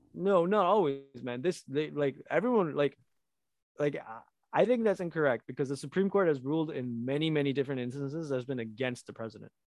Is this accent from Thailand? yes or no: no; Canada; I'm Canadian